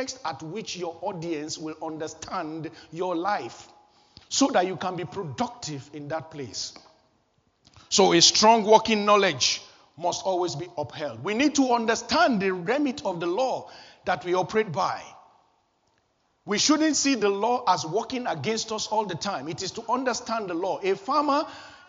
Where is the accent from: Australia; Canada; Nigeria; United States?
Nigeria; Kano, Kano State; I was born in Kano, northern Nigeria, on a Friday